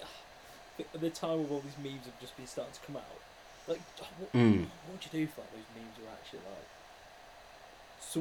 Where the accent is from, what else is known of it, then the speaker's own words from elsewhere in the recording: United Kingdom; we're British